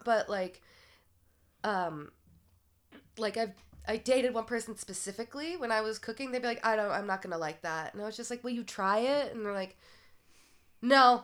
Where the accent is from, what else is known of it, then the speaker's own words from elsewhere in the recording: South Portland, Maine, United States; moved away; growing up in Maine